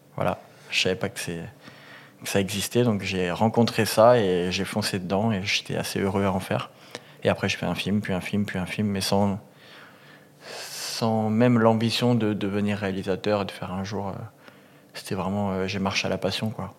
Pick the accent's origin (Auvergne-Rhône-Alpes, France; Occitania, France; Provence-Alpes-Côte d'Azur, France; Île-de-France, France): Occitania, France; a small village near Montpellier; je viens de, grossièrement d'un petit village du sud. Mhm. J'ai grandi à Montpérou